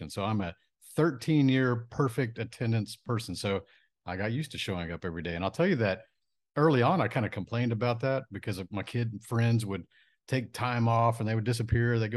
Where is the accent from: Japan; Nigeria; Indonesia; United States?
Japan; born there; So I was born in Japan on a military base.